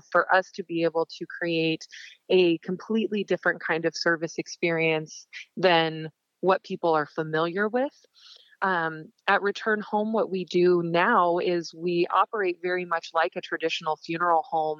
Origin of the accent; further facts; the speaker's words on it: Montana, United States; When I say I'm from Montana, most people think I'm from the pretty part. I'm actually from the very, very rural east, small areas, and my family owns ranch property in areas.